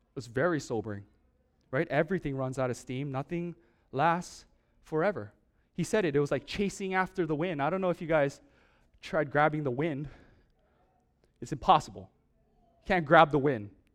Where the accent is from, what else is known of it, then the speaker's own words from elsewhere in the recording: Oahu, Hawaii, United States; Growing up in Oahu, uh, when I was very, very young